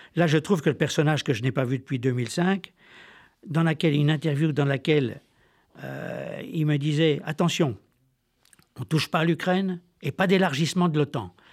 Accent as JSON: {"language": "French", "town": "Besançon", "region": "Bourgogne-Franche-Comté", "country": "France", "also_born_or_lived": "French Alps", "said": "je suis originaire de Franche-Comté, moitié Besançon, moitié des Alpes"}